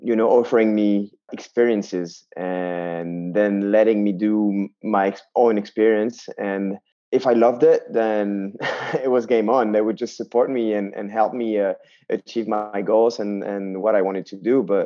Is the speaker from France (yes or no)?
yes; southwest France, France; also born or lived in Basque Country / Landes; I had the chance to grow up in the southwest of France, between the mountains and the ocean